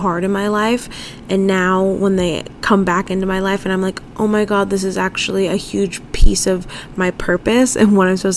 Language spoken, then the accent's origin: English; San Diego, California, United States; moved away as an adult; also born or lived in upstate New York / Spain; I was born and raised in San Diego